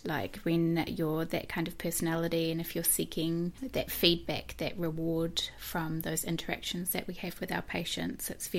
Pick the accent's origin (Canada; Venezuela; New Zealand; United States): New Zealand; So I am originally from Dyville.